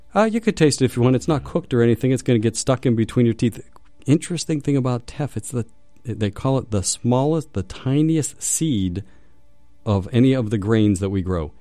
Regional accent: Pittsburgh, Pennsylvania, United States; I'm from Pittsburgh.

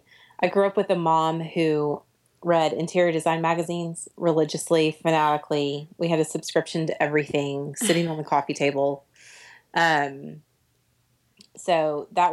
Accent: Oklahoma City, Oklahoma, United States; I grew up in Oklahoma City

